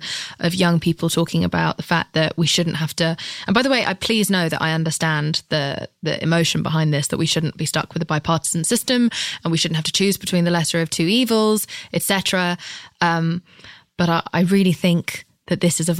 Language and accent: English; England, United Kingdom; As a Brit who isn't from here